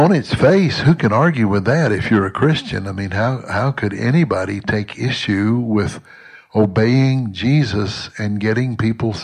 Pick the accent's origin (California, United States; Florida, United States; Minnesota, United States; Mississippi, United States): Mississippi, United States; Southwest; as a boy growing up in Southwest Mississippi in the 50s and 60s